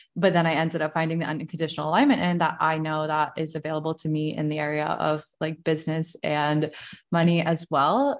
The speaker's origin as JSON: {"language": "English", "region": "Virginia", "country": "United States", "tie": "born or raised there", "said": "I'm twenty-nine, I was born in Virginia"}